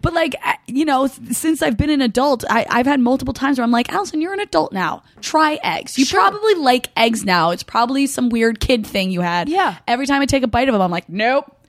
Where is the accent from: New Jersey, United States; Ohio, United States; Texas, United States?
New Jersey, United States; Hunterdon County; I'm from Hunterdon County